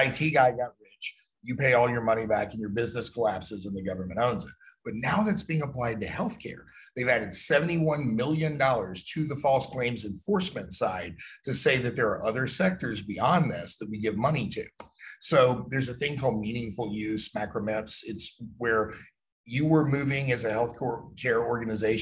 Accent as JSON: {"language": "English", "country": "United States"}